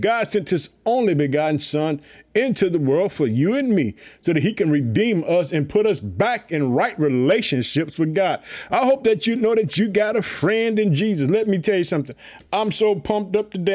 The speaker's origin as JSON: {"language": "English", "region": "Illinois", "country": "United States", "also_born_or_lived": "Chicago", "said": "my home state, the state of Illinois. I reside in the city of Chicago"}